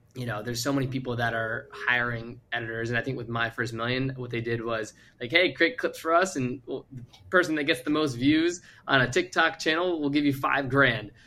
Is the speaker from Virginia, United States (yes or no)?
yes; Virginia, United States; moved away as an adult; also born or lived in Arizona; I moved across to Arizona from Virginia when I graduated high school